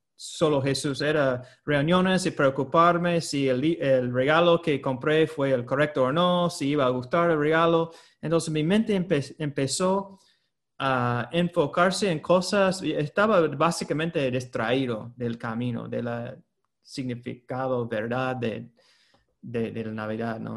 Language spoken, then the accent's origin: Spanish; United States; moved away; Yo soy de Estados Unidos